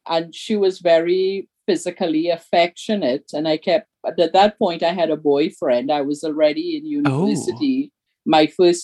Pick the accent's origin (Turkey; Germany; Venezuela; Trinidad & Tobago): Trinidad & Tobago; moved away; who we were in Trinidad.